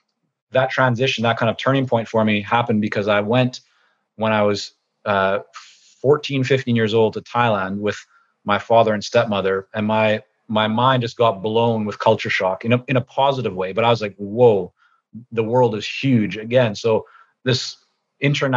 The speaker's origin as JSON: {"language": "English", "town": "Vancouver", "region": "British Columbia", "country": "Canada", "tie": "born or raised there", "also_born_or_lived": "Toronto, Canada / Israel", "second_language": "English", "said": "we moved back to Canada, this time to Vancouver, when I was about 6.5 years old"}